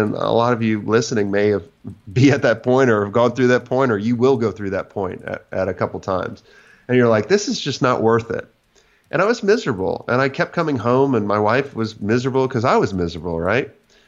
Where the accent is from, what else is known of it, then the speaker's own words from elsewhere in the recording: Florida, United States; Yeah. So I grew up in Florida, and I went to Florida State